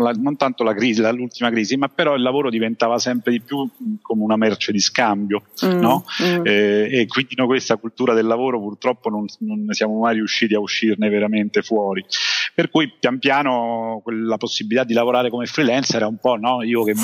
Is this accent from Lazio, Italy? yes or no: yes; Rome, Lazio, Italy; moved away as an adult; sono nato e cresciuto quindi di base a, a Roma